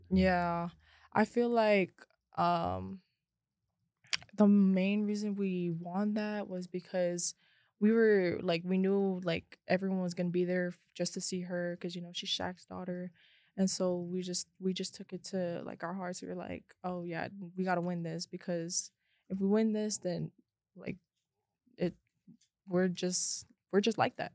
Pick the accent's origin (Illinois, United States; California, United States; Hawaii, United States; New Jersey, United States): Hawaii, United States; now in Las Vegas, United States; I'm from Hawaii, Ever Beach